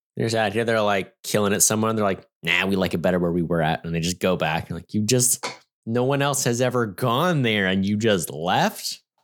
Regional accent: United States; as an American

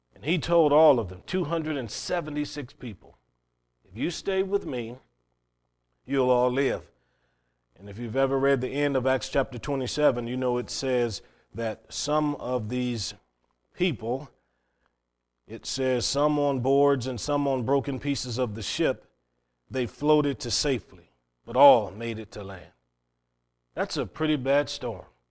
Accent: Cleveland, Ohio, United States; growing up in Cleveland, Ohio, city boy

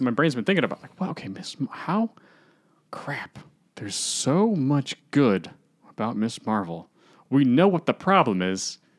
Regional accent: Akron, Ohio, United States; I was born in Akron.

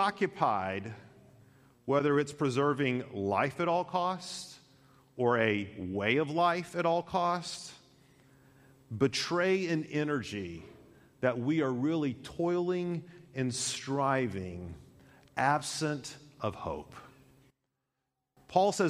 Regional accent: United States; I love being an American

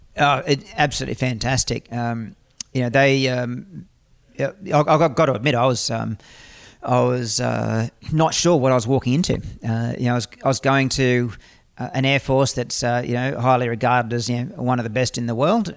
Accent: Australia; as an Australian citizen

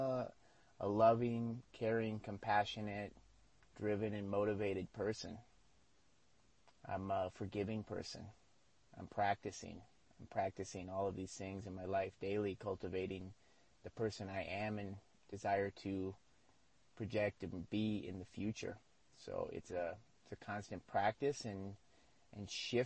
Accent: United States; moved away as an adult; now in Mexico; I'm an American

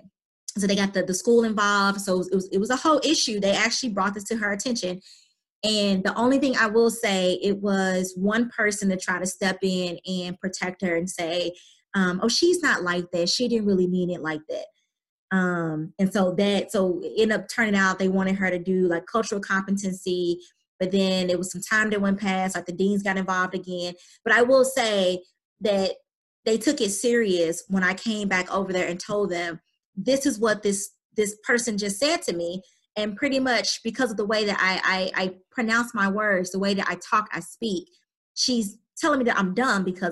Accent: St. Louis, Missouri, United States; accent: St. Louis; I do have a St. Louis accent

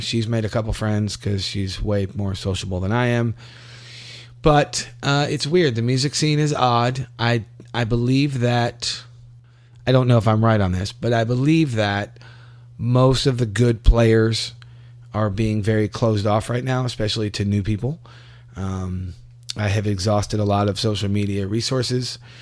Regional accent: Louisville, Kentucky, United States; moved away as an adult; now in Tampa, United States; I'm from Louisville

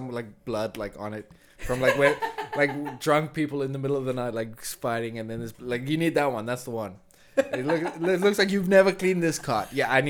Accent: South Africa; moved away as an adult; also born or lived in Vietnam; now in Berlin, Germany; I'm from South Africa

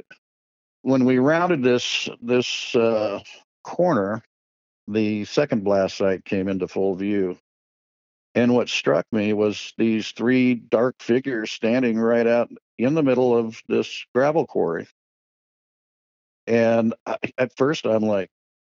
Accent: Pacific Northwest, United States; growing up in the Pacific Northwest

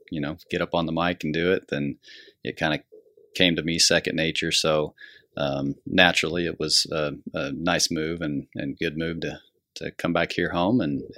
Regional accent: Larned, Kansas, United States; also born or lived in Colorado; I was born and raised here in Larned. Left for a few years after college to work in another community, but been back here since

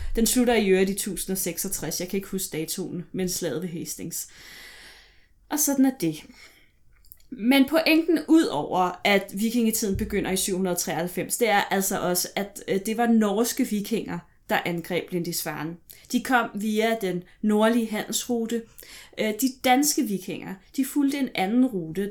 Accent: Vestegnen, Capital Region of Denmark, Denmark; jeg er vokset op på Vestegnen

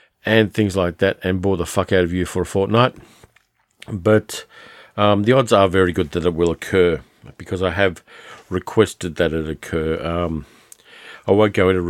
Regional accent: Sydney, New South Wales, Australia; now in Melbourne, Australia; I grew up in Sydney, which is subtropical, and I moved to Melbourne

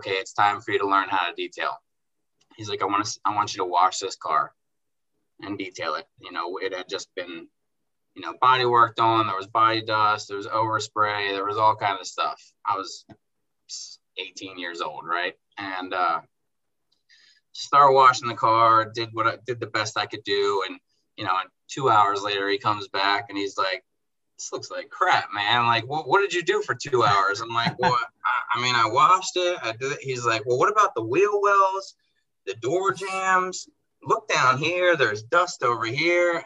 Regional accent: Baltimore, Maryland, United States; I grew up in Baltimore

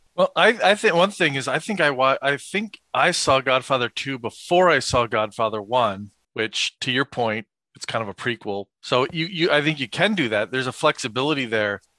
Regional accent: East Coast, United States; growing up on the East Coast

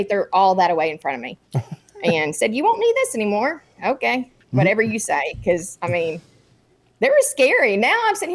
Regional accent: Texas, United States; moved away as an adult; also born or lived in Korea / Fort Bragg; I grew up in Texas

